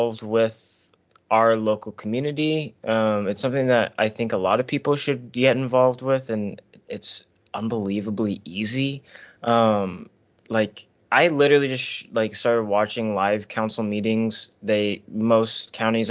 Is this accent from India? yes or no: no; United States; most of my life as an American